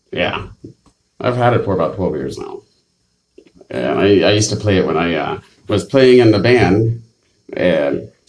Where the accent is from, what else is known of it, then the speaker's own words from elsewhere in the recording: Canada; now in Florida, United States; as a Canadian